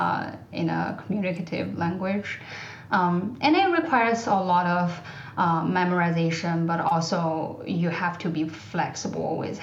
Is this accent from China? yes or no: yes; China; English is a second language; moved away; I grew up in China, I am bilingual.